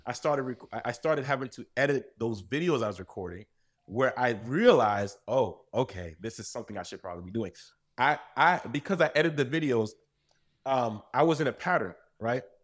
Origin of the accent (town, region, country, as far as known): United States; born or raised there; also born or lived in Saint-Marc, Haiti